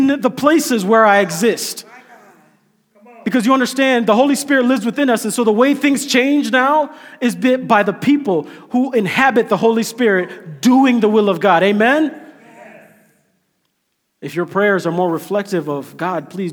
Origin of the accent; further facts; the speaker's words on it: Kenya; now in United States; I'm Kenyan, but I'm like Kenyan American because I'm a citizen now.